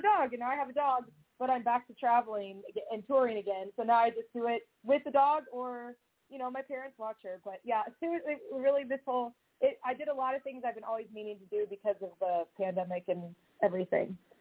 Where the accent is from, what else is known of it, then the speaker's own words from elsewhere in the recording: Southern California, United States; also born or lived in Seattle; now in Nashville, United States; I grew up in Southern California